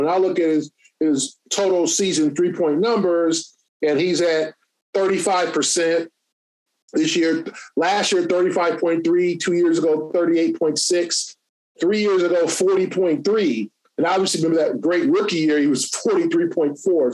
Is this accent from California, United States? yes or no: yes; Los Angeles, California, United States; I'm from Los Angeles. I grew up five minutes from the forum